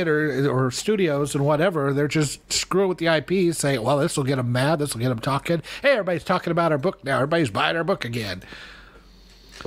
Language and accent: English; United States; I'm talking as an American here.